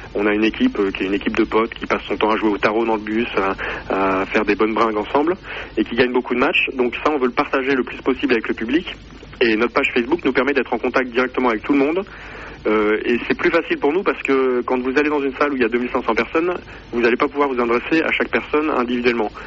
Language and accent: French; Poitiers, Nouvelle-Aquitaine, France; je suis de Poitiers et que donc le club est à Poitiers